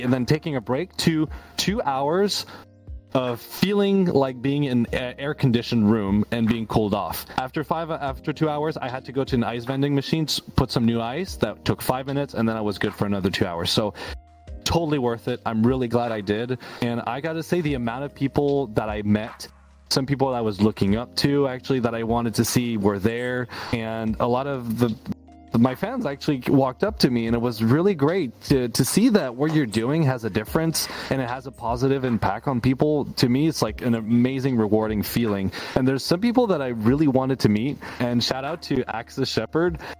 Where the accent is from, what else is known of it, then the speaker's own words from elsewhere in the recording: Canada; also born or lived in Quebec; I'm from Canada in the cold